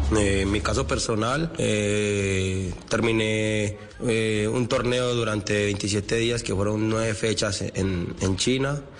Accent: Colombia; en mi país

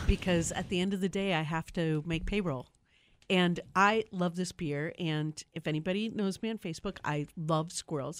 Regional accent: Milwaukee, Wisconsin, United States; when I grew up in Milwaukee

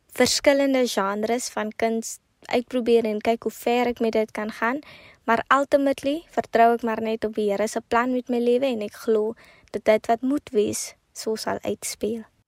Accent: Kakamas, Northern Cape, South Africa; also born or lived in Potchefstroom; Ek kom van Agenhuis in die Noord-Kaap

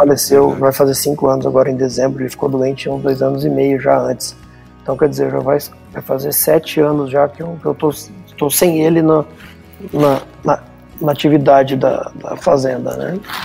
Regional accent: Rio Verde, Goiás, Brazil; also born or lived in Piracicaba; estou aqui em Rio Verde trabalhando no negócio da família desde 2008, janeiro de 2008. Estou fazendo aí mais de 12 anos já que voltei para casa.

